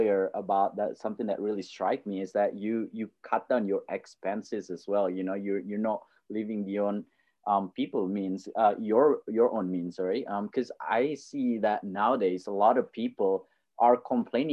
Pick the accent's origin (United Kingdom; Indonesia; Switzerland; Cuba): Indonesia; now in Australia; I grew up in Indonesia